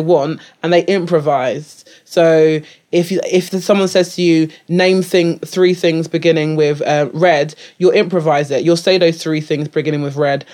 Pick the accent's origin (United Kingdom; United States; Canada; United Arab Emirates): United Kingdom; England; I'm, like, British-born, British, uh, raised